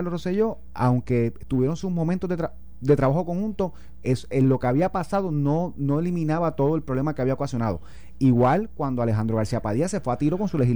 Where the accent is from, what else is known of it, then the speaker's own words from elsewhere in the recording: Guárico, Venezuela; No, pero él, yo, soy de Guarico, el el mío, es el otro.